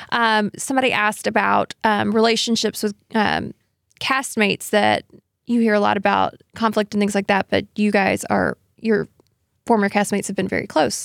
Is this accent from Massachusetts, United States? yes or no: no; Pelham, Alabama, United States; I'm actually technically from Pelham, which is, like, just south